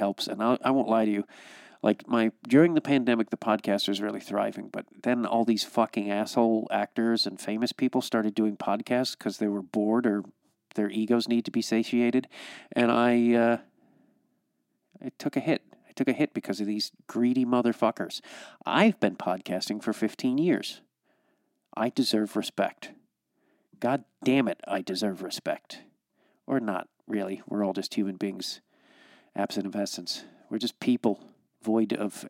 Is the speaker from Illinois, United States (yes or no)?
yes; Chicago, Illinois, United States; also born or lived in California; now in St. Paul, United States; I'm originally from Chicago